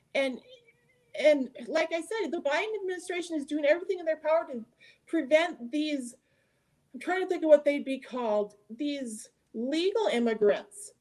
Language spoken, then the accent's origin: English; near the Canadian border, United States; I grew up near the Canadian border